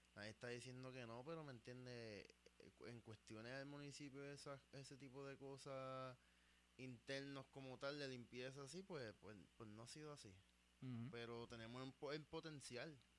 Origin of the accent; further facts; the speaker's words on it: United States; esa área de donde yo soy específicamente en Estados Unidos